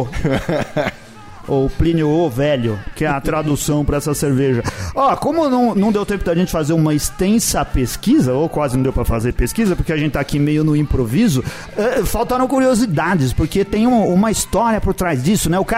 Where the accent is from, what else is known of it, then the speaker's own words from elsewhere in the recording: São Paulo, Brazil; São Paulo. Daqui de São Paulo, de que bairro? Daqui do. Bom, da Pompeia, né?